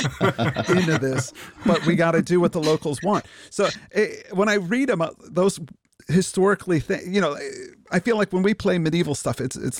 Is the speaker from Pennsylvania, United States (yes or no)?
no; Illinois, United States; I'm from Illinois, so I know Chicago fairly well